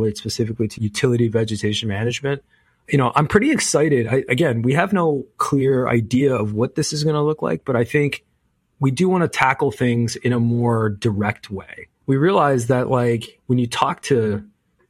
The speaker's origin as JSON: {"language": "English", "country": "Canada", "said": "as a Canadian"}